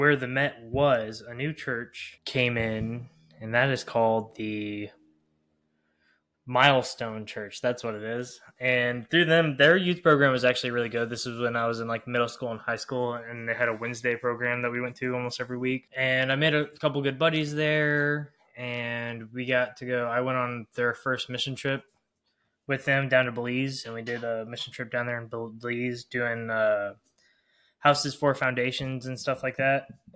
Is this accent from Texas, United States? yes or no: yes; Texas, United States; I'm from Texas, so it's all big churches.